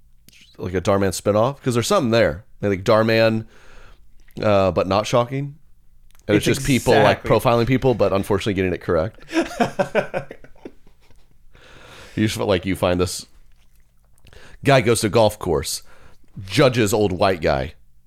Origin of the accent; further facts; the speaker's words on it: Kansas, United States; I'm from Kansas.